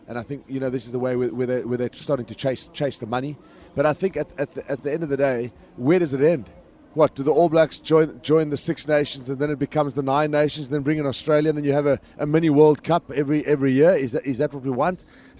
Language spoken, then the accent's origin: English; South Africa; now in Dubai, United Arab Emirates; as a South African now